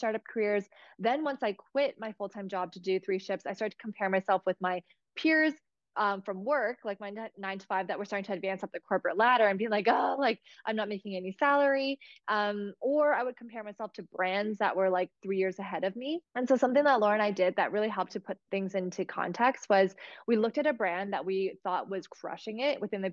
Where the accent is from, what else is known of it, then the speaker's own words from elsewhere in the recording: Toronto, Ontario, Canada; I was born in Toronto